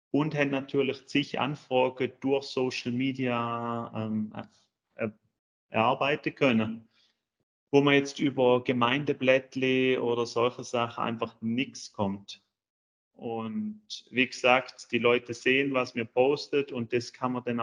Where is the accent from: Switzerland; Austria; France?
Switzerland; now in Germany; wie schon gesagt. Ich bin ursprünglich Schweizer, wohne jetzt seit neun Jahren in Deutschland, verheiratet, zwei Kids.